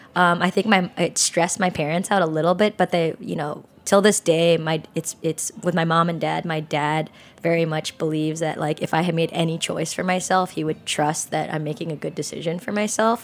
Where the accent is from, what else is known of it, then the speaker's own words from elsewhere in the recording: San Jose, California, United States; I grew up in San Jose in California